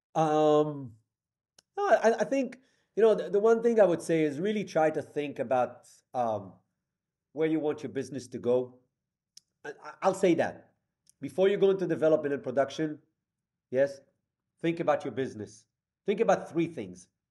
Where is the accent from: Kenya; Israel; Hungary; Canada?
Israel; moved away as an adult; now in New York City, United States; I'm from Israel